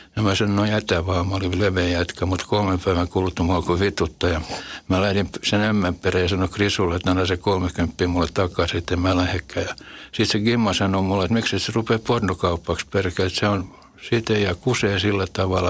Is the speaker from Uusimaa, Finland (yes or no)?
yes; Helsinki, Uusimaa, Finland; Punavuoren nahmi. Se oli mun lapsuuden koti